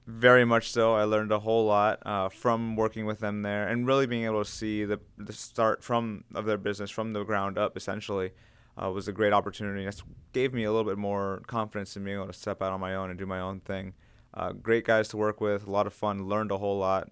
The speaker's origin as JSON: {"language": "English", "town": "Gaithersburg", "region": "Maryland", "country": "United States", "tie": "born or raised there", "said": "I'm originally from Montgomery County, uh, so we're still living in Gaithersburg, which is where I originally grew up"}